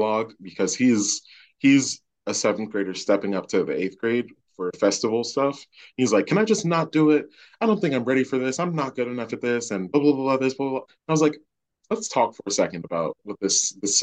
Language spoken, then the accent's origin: English; Baltimore, Maryland, United States; growing up in Baltimore, like the student population looked like me.